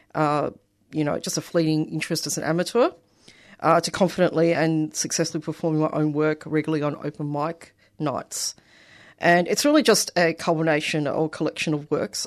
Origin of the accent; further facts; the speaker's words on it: Australia; accent: Australian; a first generation Australian from migrant family